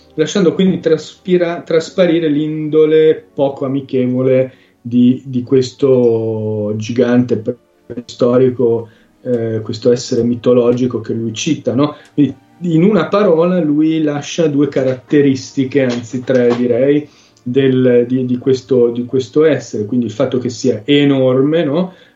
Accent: Sicily, Italy; sono siciliano fondamentalmente

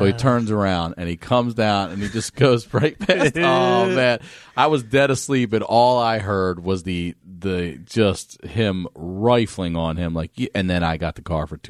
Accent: Baltimore, Maryland, United States; I'm from Maryland. Maryland? Yeah, Baltimore. But got the accent right.

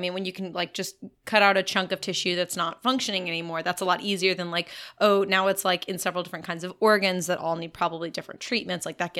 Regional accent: Texas, United States; I'm a Texan.

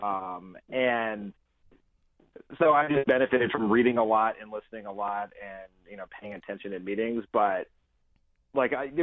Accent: Delaware, United States; I'm also from Delaware

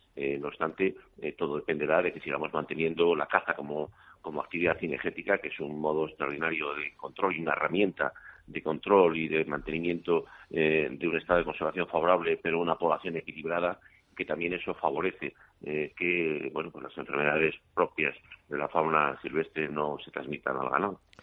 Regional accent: León, Castile and León, Spain; Yo soy de León

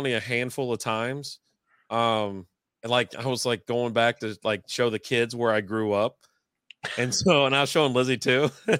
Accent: Connecticut, United States; I'm from Connecticut.

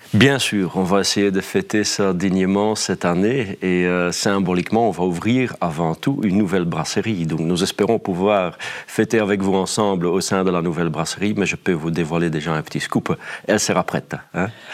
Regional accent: Flanders, Belgium; accent: Flemish; je n'ai euh, pas de difficulté de travailler en tant que flamand en Wallonie

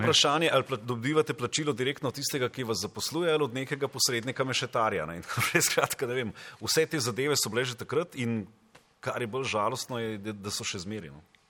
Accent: Nazarje, Savinjska, Slovenia; jaz sem doma iz Nazarja

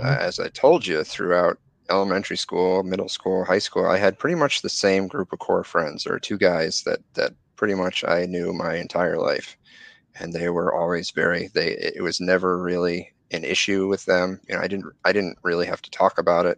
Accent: Connecticut, United States; I grew up in in Connecticut, had great friends, had a great experience

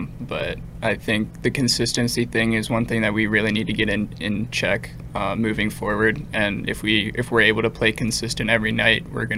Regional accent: Virginia, United States; moved away; So growing up in Virginia

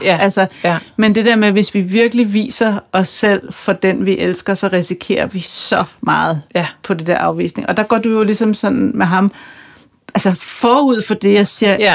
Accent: Kokkedal, Capital Region of Denmark, Denmark; jeg er fra Kokkedal

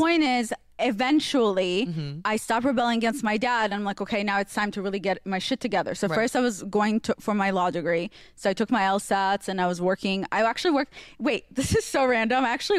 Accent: Israel; English is a second language; also born or lived in Russia; now in United States; I grew up in Israel

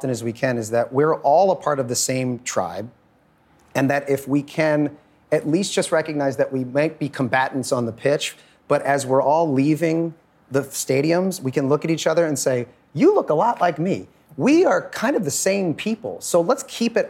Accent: United States; I'm American

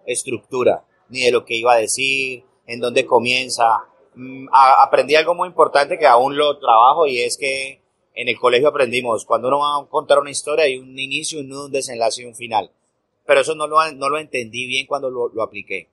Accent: Colombia; en este momento en mi país, en Colombia

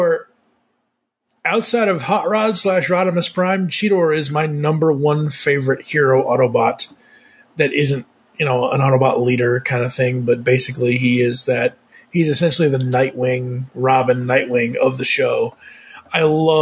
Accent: Massachusetts, United States; moved away; I am originally from Massachusetts

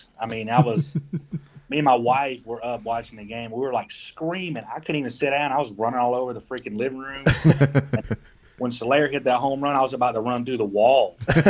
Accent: Columbus, Georgia, United States; Columbus, Georgia. It's like smack dab in the middle. We're like mid west. We're like right on the Alabama border.

